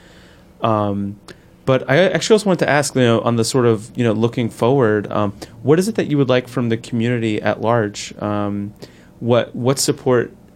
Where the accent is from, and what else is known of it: Newark, New Jersey, United States; born or raised there